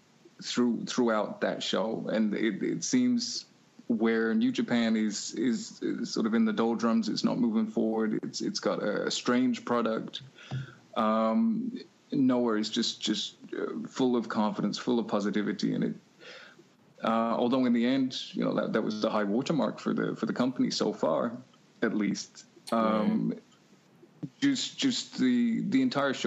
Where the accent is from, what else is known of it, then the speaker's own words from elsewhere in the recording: England, United Kingdom; growing up in England